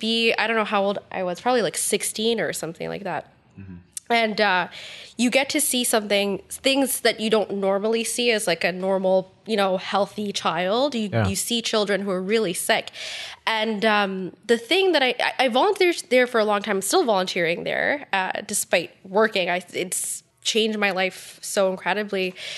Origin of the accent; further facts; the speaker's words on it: Ottawa, Ontario, Canada; also born or lived in Tucson, Arizona; I was born in Tucson, Arizona. Oh, cool. Yeah, it sounds cool, but like I moved here when I was two, so I don't really I don't really have a recollection of it. Mm-hmm. So technically, I'm like from Ottawa, but not really.